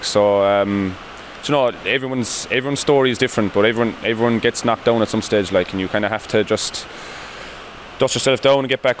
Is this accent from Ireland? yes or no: yes; Munster, Ireland; You know, when I was young, growing up in Drummond at Laca playing, it's nice to see them with a smile on their faces as well.